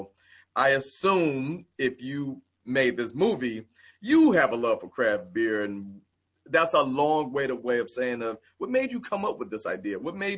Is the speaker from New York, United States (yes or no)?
no; Michigan, United States; I mean, let's just, who are we kidding? I come from Michigan.